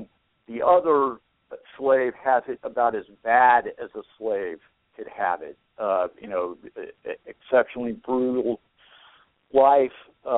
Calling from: Phoenix, Arizona, United States; Phoenix, Arizona.

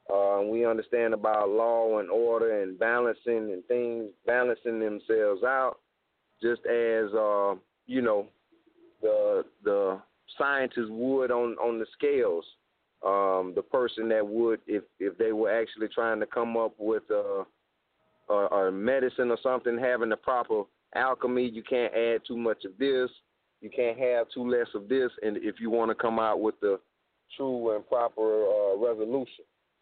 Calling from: South Carolina, United States; I'm calling from South Carolina, and I'm part of the Hinesu Repat Nation family

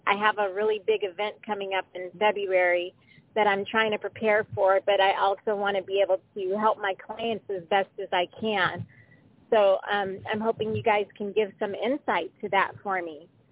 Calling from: Southern California, United States; I'm calling from Southern California

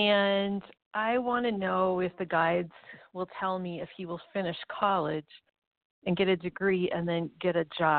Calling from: Minneapolis, Minnesota, United States; This is …. I'm calling from Minneapolis.

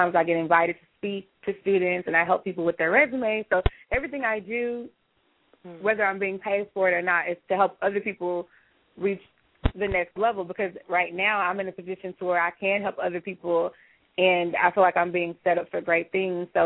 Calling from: Houston, Texas, United States; I'm calling from Houston, and I'm just really inspired by this conversation that's going on.

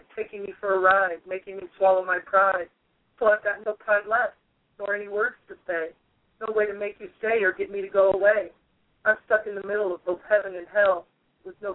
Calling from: Limestone, Tennessee, United States; I'm calling from Limestone, Tennessee.

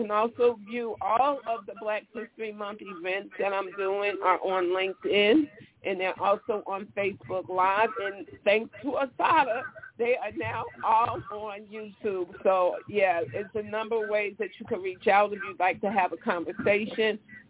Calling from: Chicago, Illinois, United States; I am calling from Chicago

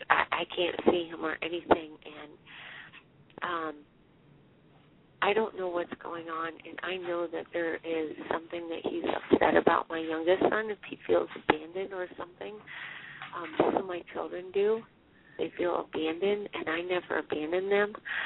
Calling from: Pennsylvania, United States

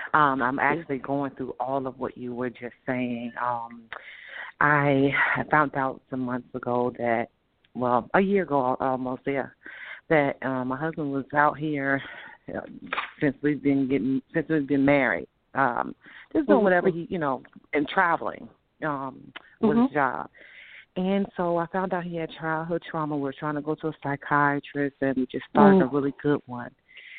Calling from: Virginia, United States

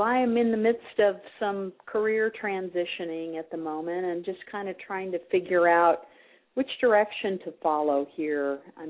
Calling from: Iowa, United States; I'm calling from Iowa.

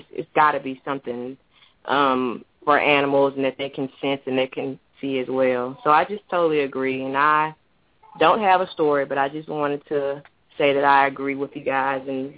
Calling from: Mobile, Alabama, United States; I'm calling from Mobile, Alabama.

